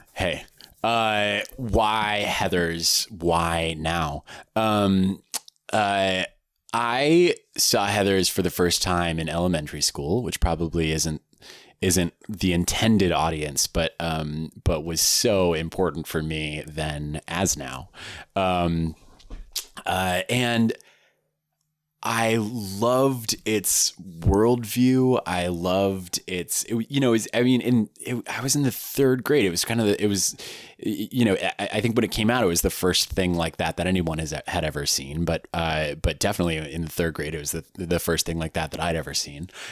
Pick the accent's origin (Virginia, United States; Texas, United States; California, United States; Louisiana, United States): California, United States; Palo Alto; I grew up in the Bay Area in a, in, in a little town called Palo Alto